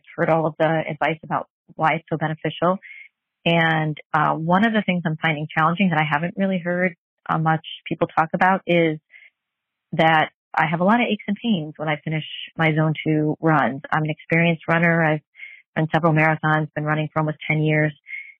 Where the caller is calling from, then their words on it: Virginia, United States; I'm calling from Virginia.